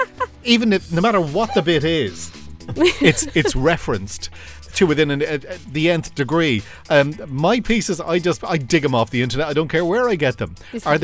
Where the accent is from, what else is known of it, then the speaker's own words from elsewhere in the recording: Dublin, Leinster, Ireland; I'm from Drimnagh originally, and I was on my way home from school.